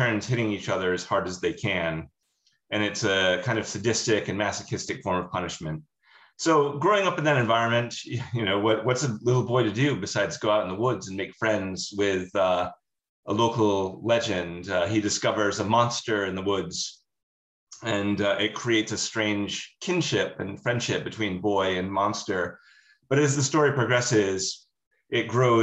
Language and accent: English; Rhode Island, United States; where I grew up in Rhode Island. And I grew up with my grandparents and we grew up in the woods.